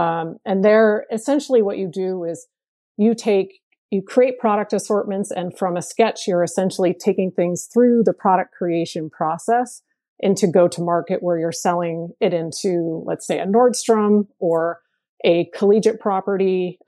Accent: Portland, Maine, United States; born there; now in Portland, United States; Ironically, I was born in Portland, Maine. I don't talk like a Mainer, but that is where I was born. But I currently live in Portland, Oregon.

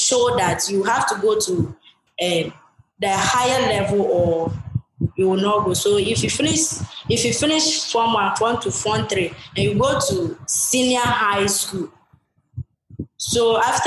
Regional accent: Ghana; When I was in my hometown, I don't go to school, and I didn't even know how to read

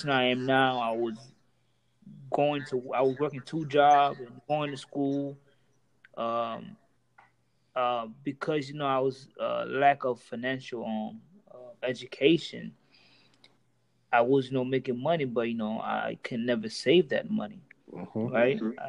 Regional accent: Homestead, Florida, United States; I'm a Haitian male. Well, with me growing up in Florida, let's say Homestead

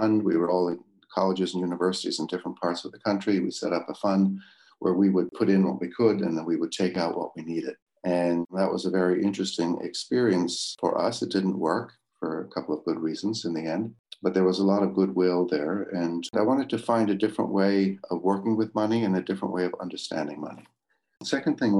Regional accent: Beaver Run, Pennsylvania, United States; also born or lived in Glencraig, Northern Ireland; I spent most of my childhood at Beaver Run in Pennsylvania, but the very first few months in COPAIG

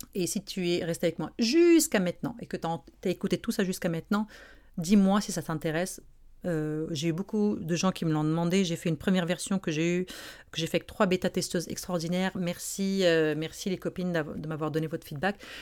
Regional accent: Morocco; now in Montreal, Canada; je suis marocaine, j'ai grandi au Maroc

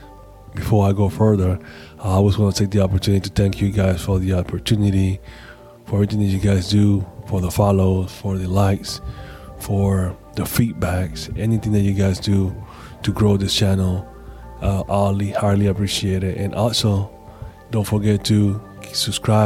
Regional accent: Panama City, Panama; moved away; I'm actually in Panama City, Panama. Yeah, my hometown.

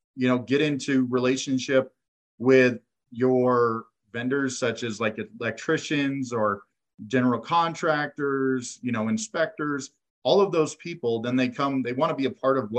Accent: Sacramento, California, United States; now in Colorado Springs, United States; I grew up in Sacramento.

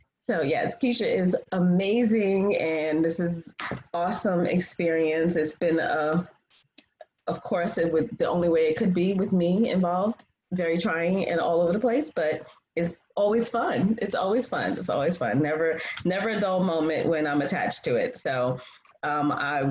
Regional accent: Freeport, New York, United States; moved away as an adult; now in Atlanta, United States; I'm originally from New York, Long Island, Strong Island, Freeport, 11520

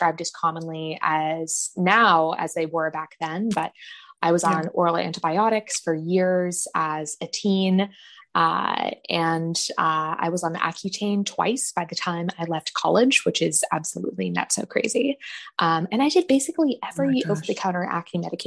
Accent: San Francisco Bay Area, California, United States; I grew up in the San Francisco Bay Area, out in California.

